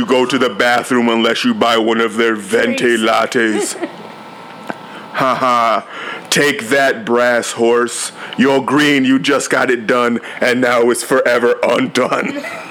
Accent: Waterbury, Connecticut, United States

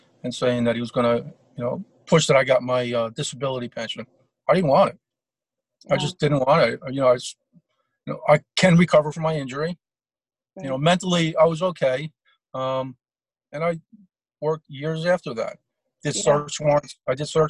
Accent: Long Branch, New Jersey, United States; I come from a family of 10. You know, we grew up in Long Branch.

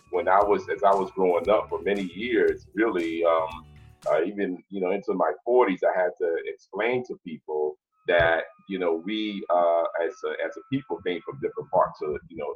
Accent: New York City, New York, United States; moved away; also born or lived in Brooklyn, New York; I was born in Brooklyn, raised in the South Bronx.

